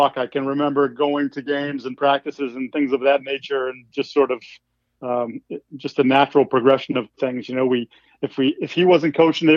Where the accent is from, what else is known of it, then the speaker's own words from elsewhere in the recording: Falmouth, Massachusetts, United States; also born or lived in New Hampshire / Boston, Massachusetts; I was born in New Hampshire, raised on the Cape, but actually went to high school up near Boston